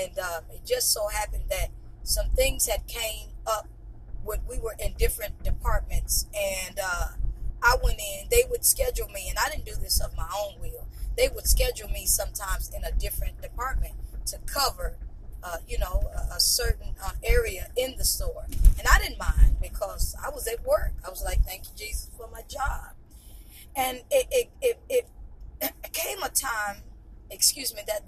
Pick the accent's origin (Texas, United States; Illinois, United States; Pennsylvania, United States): Texas, United States; East; growing up in East Texas